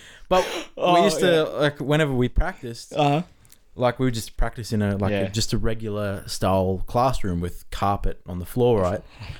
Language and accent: English; Sydney, New South Wales, Australia; also born or lived in Wagga Wagga; so we're from the West Sydney.